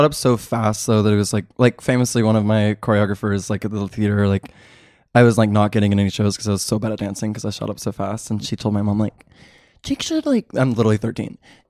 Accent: Missouri, United States; moved away; I'm from Missouri.

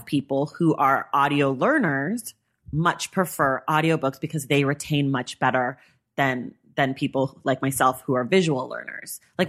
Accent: Bay Area, California, United States; But I grew up in the Bay Area.

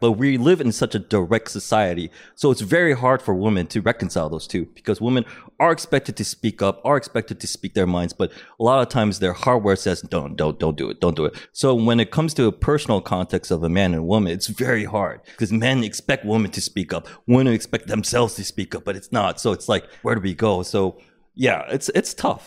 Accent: United States; being Korean American

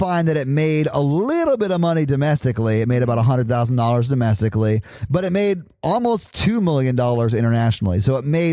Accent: Nashville, Tennessee, United States; I'm from Nashville, Tennessee, and I've never been anywhere else

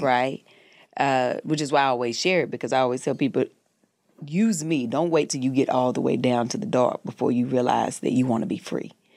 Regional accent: the South, United States; moved away as an adult; now in Los Angeles, United States; I'm from the South

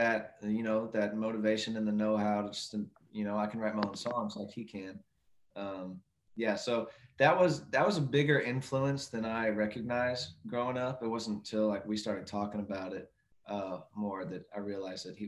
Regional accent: Louisville, Kentucky, United States; born or raised there; moved away as an adult; now in Nashville, United States

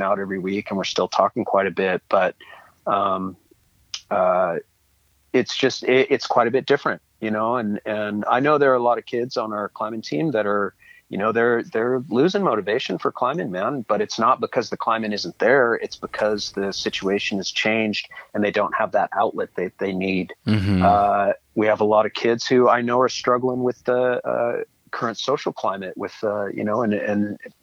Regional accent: Seattle, Washington, United States; I was born up here in Seattle, born and raised

